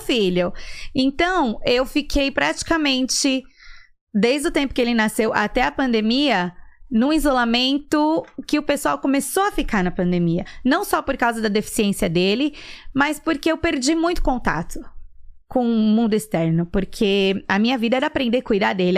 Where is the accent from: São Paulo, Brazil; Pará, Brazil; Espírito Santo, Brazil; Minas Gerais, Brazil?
São Paulo, Brazil; now in Atlanta, United States; Sou de São Paulo. Hum. Na verdade, ABC Paulista